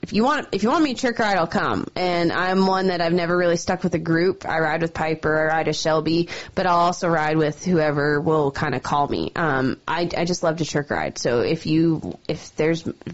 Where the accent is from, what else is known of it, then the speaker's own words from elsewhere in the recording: Calgary, Alberta, Canada; moved away as an adult; now in Helena, United States; That's where I grew up. That was my hometown rodeo.